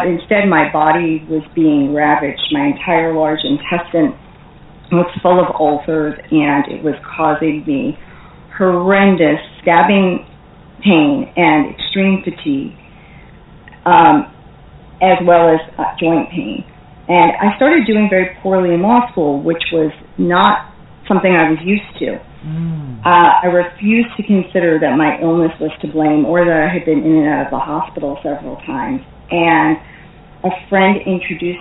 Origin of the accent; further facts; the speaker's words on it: New York area, United States; I am from the New York area, and we do have a reputation for being pretty feisty and tough